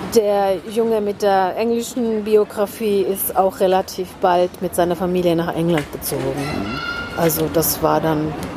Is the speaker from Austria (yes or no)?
no; Oulu, North Ostrobothnia, Finland; first language Finnish; German is a second language; also born or lived in Winnenden, Baden-Württemberg, Germany; now in Germany; Da sind wir dann nach Finnland gezogen in die Heimat von meiner Mutter mhm. und äh, dort nach Nordfinnland nach Oulu